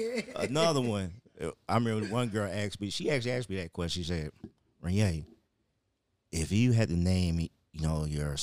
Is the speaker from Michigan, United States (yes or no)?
no; Pine Hills, Florida, United States; But not realize that I grew up in Pine Hills. I grew up, you know, and just observing.